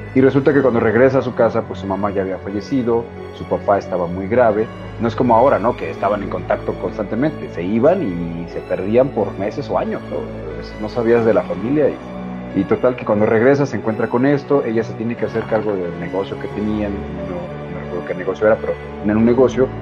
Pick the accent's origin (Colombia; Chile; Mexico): Mexico; somos bien mexicanos y somos bien unidos